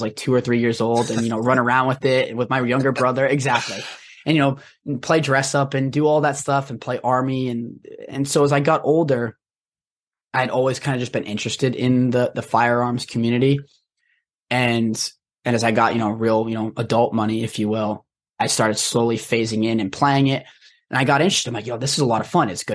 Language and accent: English; Rhode Island, United States; I grew up in Rhode Island